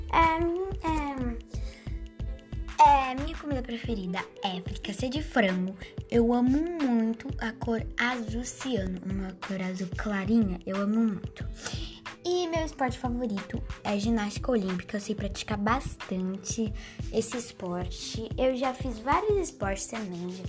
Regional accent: Santos, São Paulo, Brazil; Faço aniversário dia 29 de dezembro de 2009. Tenho 10 anos. E sou de Santos.

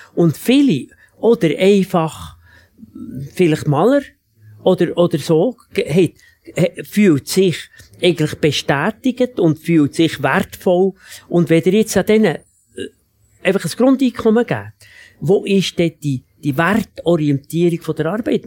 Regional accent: Switzerland; bei uns in der Schweiz

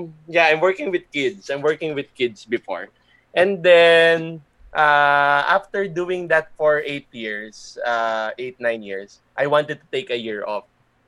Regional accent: Laguna, Calabarzon, Philippines; So went back home to Laguna. I'm originally from Laguna.

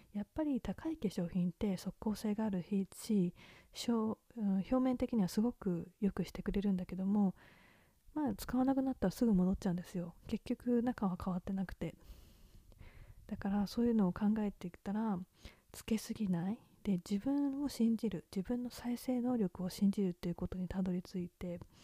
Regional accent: Japan; moved away as an adult; now in Australia; 日本でも私の地元は外国人の方はたくさんいたので

